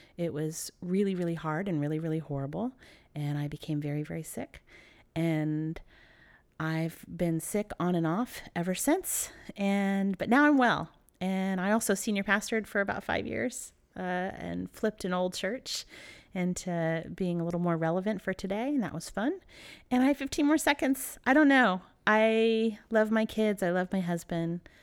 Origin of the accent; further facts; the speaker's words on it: Dallas, Texas, United States; also born or lived in Philadelphia; I was born outside of Philadelphia. And I moved to Texas when I was three years old in Dallas